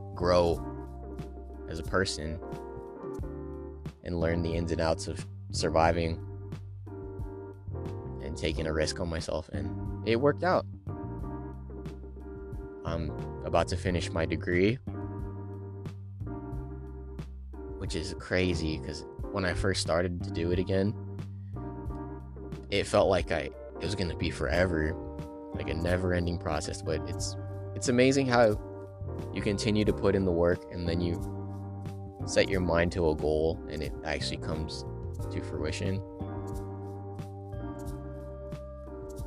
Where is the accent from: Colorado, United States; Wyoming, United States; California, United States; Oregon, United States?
California, United States; it's in California. It's my home state